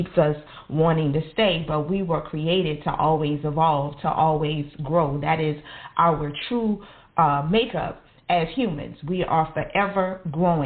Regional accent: New Orleans, Louisiana, United States; I grew up in New Orleans. I grew up in the projects

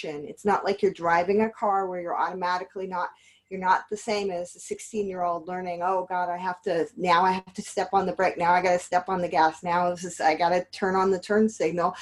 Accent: Los Angeles, California, United States; now in Yonkers, United States; I'm originally from Los Angeles

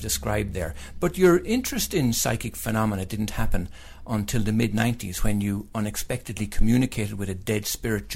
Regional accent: Ireland; now in United States; I'm Irish.

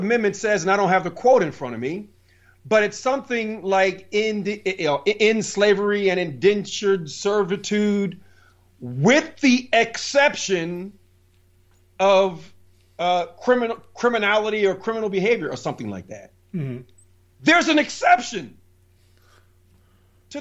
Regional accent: Plainfield, New Jersey, United States; I grew up in Plainfield, New Jersey.

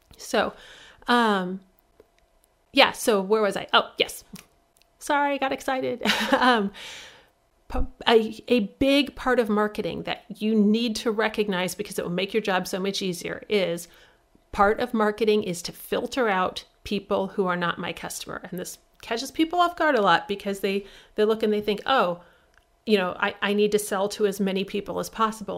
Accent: Midwest, United States; I'm from the Midwest

